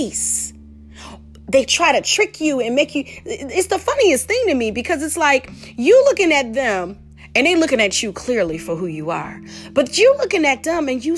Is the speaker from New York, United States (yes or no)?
no; Detroit, Michigan, United States; I'm from Detroit, so 313